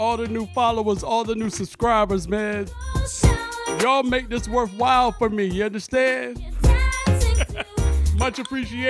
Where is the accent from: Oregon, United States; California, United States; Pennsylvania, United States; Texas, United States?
California, United States; them I'm from the Bay, and we dance a little different.